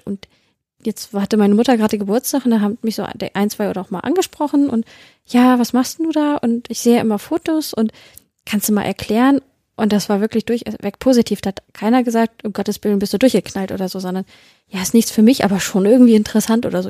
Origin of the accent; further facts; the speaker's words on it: Celle, Lower Saxony, Germany; ich komme ja aus Celle, der schönen Beamtenstadt